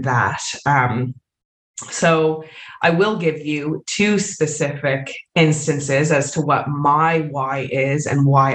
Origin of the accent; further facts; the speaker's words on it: Canada; moved away; I am from Canada originally